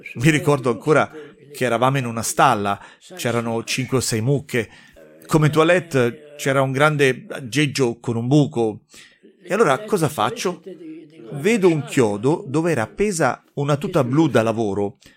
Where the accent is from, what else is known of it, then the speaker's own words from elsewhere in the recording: Moselle, Grand Est, France; also born or lived in Sarrebourg; sono un francese della Mosella, i miei genitori vivono a Sarbourg